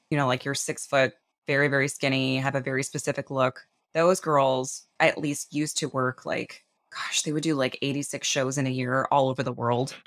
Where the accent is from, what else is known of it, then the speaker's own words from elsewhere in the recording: Lancaster, California, United States; moved away; I grew up in Lancaster, California